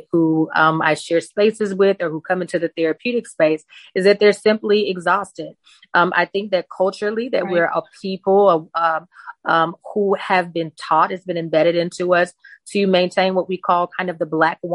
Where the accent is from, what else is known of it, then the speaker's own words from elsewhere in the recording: Mississippi, United States; also born or lived in New Orleans, Louisiana; The town I grew up in Mississippi is about an hour from New Orleans.